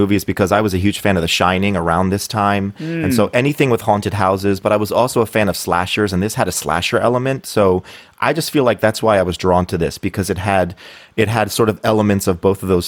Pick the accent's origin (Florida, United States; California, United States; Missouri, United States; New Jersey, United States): New Jersey, United States; I grew up in New Jersey